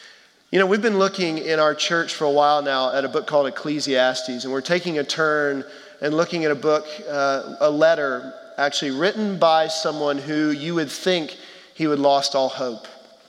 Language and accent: English; Texas, United States; moved away; our family, we're from Texas originally, who live in Houston